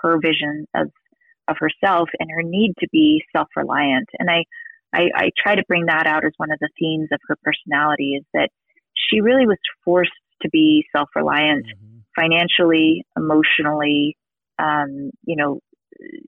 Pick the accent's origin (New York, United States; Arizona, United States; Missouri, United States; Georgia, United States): New York, United States; New York City; moved away as an adult; also born or lived in New England; now in Utah, United States; I'm from New York. She was from Massachusetts originally, and I'm from New York City